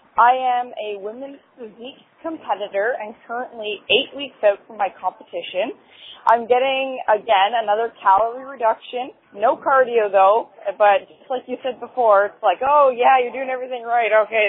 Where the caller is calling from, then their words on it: Canada; I'm calling from Canada, the Great White North.